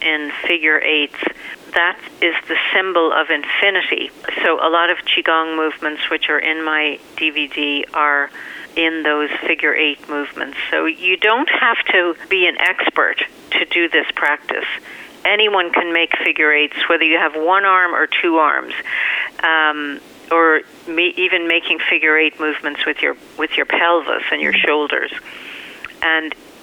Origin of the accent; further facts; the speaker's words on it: Ireland; moved away; growing up in Ireland